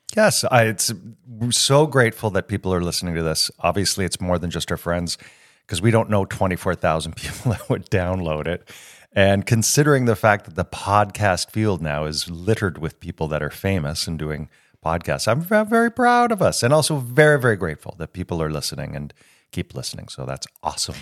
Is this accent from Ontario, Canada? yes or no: yes; Toronto, Ontario, Canada; moved away as an adult; also born or lived in United States; now in France; I get homesick for Toronto if I haven't been back in about a year. But I, to my core, I believe that I'm Canadian.